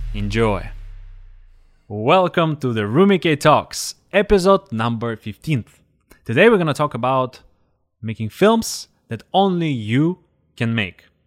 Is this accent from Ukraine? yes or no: yes; Zaporizhzhia, Zaporizhzhia Oblast, Ukraine; in the neighborhood where I grew up in Zaporozhye